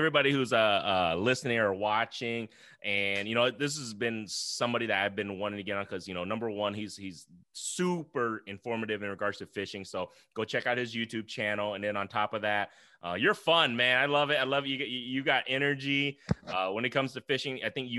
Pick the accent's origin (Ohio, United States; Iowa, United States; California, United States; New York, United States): Iowa, United States; Central Iowa.